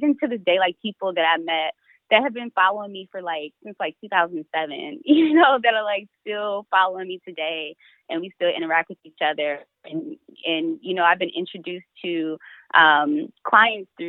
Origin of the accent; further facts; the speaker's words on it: Detroit, Michigan, United States; I'm from Detroit